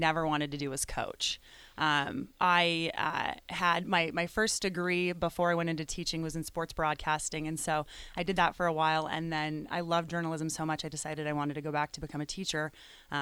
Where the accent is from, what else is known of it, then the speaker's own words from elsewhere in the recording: Wyoming, United States; I'm from Wyoming